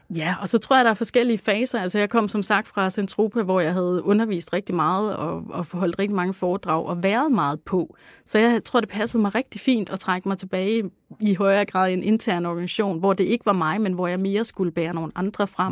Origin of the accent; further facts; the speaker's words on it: Langeland, Southern Denmark, Denmark; vokse op på Langeland, og hvor jeg voksede op i sådan et sådan lidt, øh, hippieagtigt hjem